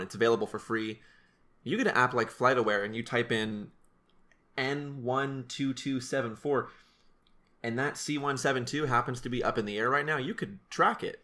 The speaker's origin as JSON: {"language": "English", "town": "Salem", "region": "Oregon", "country": "United States", "tie": "born or raised there", "said": "we flew through Salem, which is my hometown. We flew over my house, we flew over my high school"}